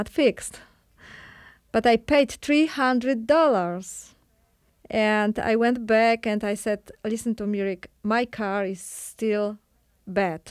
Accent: Poland; English is a second language; moved away as an adult; also born or lived in Krakow, Poland / Kyiv, Ukraine; now in Chicago, United States; I'm from Poland. I used to be the middle school teacher in Krakow

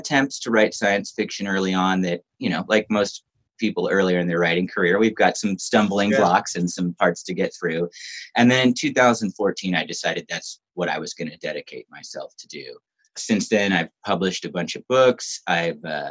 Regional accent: Southern California, United States; I grew up in Southern California

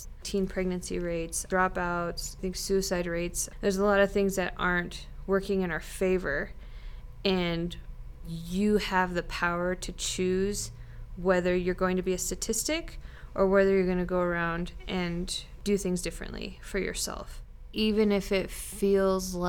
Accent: Sheridan, Wyoming, United States; now in Laramie, United States; I'm from Sheridan, Wyoming.

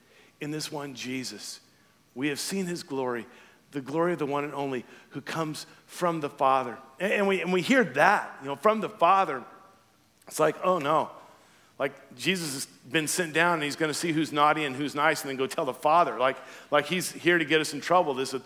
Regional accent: Louisiana, United States; moved away; I'm from Louisiana

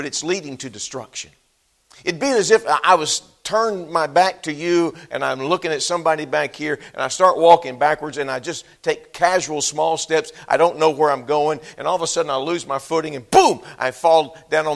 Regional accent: Texas, United States; moved away as an adult; I'm a Texan. Grew up in Texas

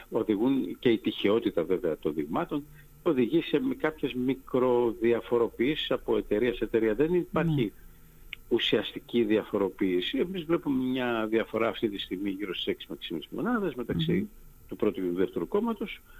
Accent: Greece; Πιστεύω ότι εδώ παίζει πολύ μεγάλο ρόλο η συλλογική εμπειρία που ε, είχαμε ως Έλληνες πολίτες από την κυβέρνηση του ΣΥΡΙΖΑ.

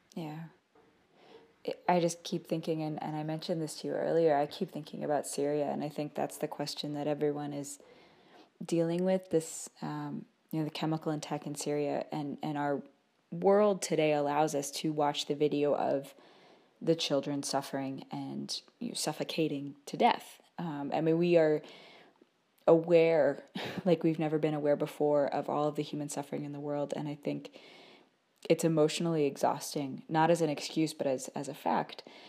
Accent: United States; we're from the United States

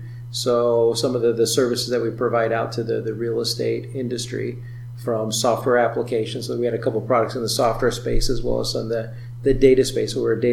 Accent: Iowa, United States; also born or lived in Silicon Valley; I was out in Silicon Valley working on big data and analytics and returned back to Iowa, my home state of Iowa, last year.

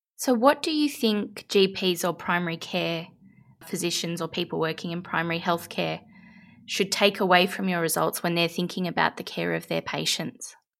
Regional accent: Australia; I'm very Australian.

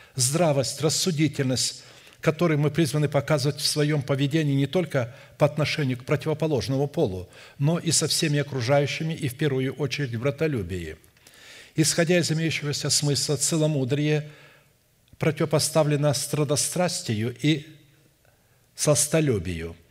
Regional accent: Irkutsk, Irkutsk Oblast, Russia; Я родился в Сибири, в Иркутске

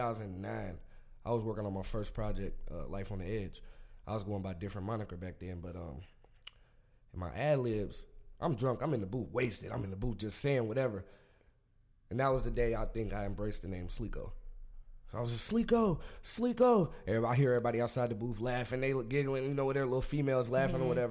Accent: Dayton, Ohio, United States; Dayton, Ohio, where I'm from

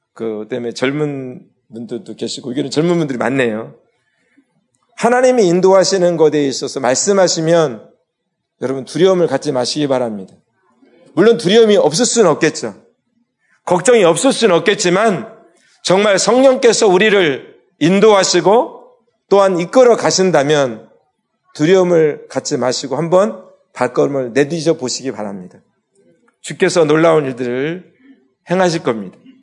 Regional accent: Daejeon, South Korea; moved away as an adult; now in Palawan, Philippines; 중학교 2학년 때 저희가 살던 집이 교회가 됐어요. 대전에서

